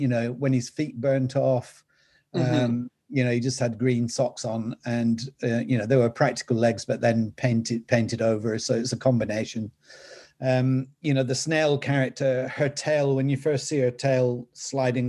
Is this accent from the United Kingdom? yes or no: yes; the north of England, United Kingdom; accent: Northern English; my Northern English accent